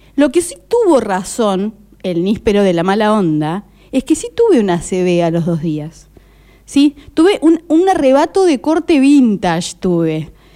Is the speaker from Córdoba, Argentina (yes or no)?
yes; Córdoba, Argentina; cuando era chica en Córdoba, capital, te hablo esto año 86-87